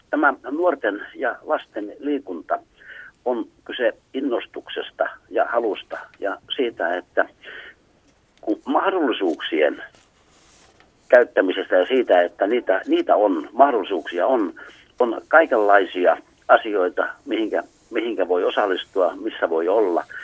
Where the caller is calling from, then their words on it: Tervola, Lapland, Finland; on täällä oikein hyvää iltaa ja en ole Kemistä, kun olen Tervolasta.